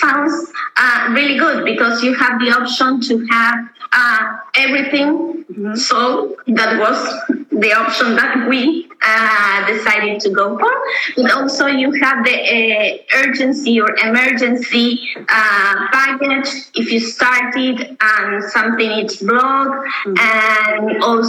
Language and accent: English; Argentina; moved away as an adult; now in Berlin, Germany; we are from Argentina. We moving here to Berlin in January.